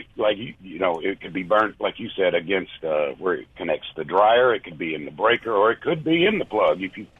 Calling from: Ingomar, United States

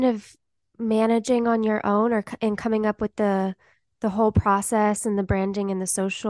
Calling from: Nashville, Tennessee, United States; I'm calling in from Nashville.

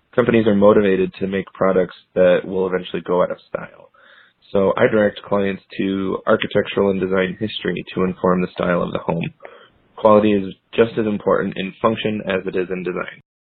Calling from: Salt Lake City, Utah, United States; I'm calling from Salt Lake City, Utah

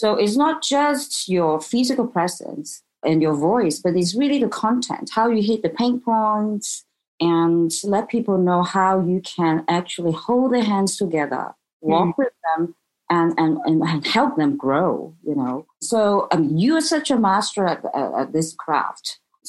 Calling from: Hong Kong; Hong Kong.

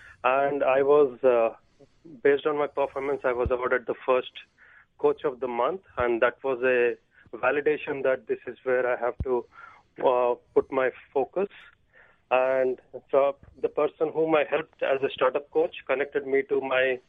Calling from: Boston, Massachusetts, United States; from Boston.

